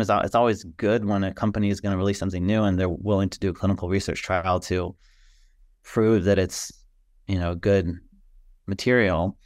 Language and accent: English; Chicago, Illinois, United States; moved away as an adult; also born or lived in New Orleans, Louisiana; now in Birmingham, United States; I love growing up in the Chicago area and always be home for me